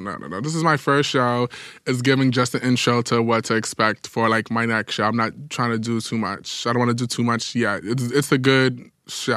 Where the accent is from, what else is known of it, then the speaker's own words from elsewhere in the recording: New York City, New York, United States; as a New Yorker